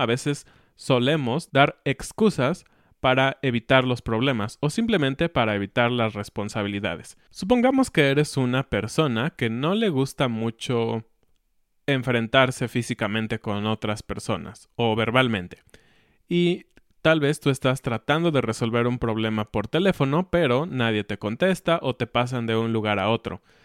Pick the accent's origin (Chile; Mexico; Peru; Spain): Mexico; Como hijos mexicanos. Porque todos los hijos mexicanos hemos escuchado a nuestros padres decirnos